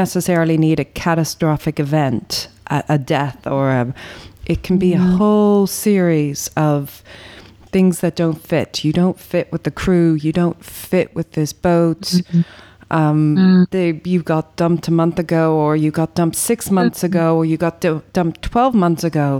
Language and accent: English; Ireland; being Irish